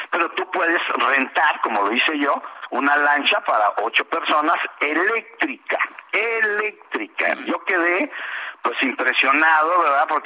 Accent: Mexico; nosotros somos mexicanos

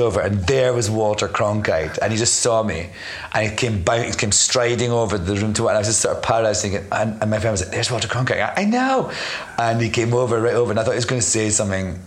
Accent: Scotland, United Kingdom; moved away as an adult; also born or lived in London; I'm Scottish, but I lived in London for 10 years.

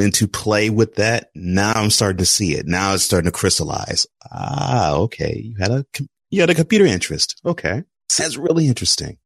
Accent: Houston, Texas, United States; I grew up in Houston

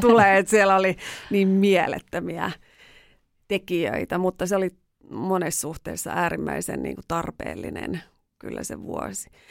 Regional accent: Raahe, North Ostrobothnia, Finland; Mä oon siis Raahesta kotoisin maatalosta.

